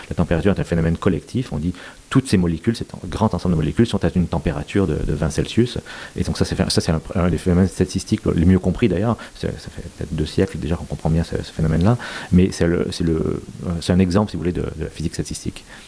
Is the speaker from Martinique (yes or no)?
no; Quebec, Canada; moved away as an adult; also born or lived in United States / Rome, Italy; now in Paris, France; même si je suis québécois d'avoir grandi, j'ai aussi euh, de, la famille en Belgique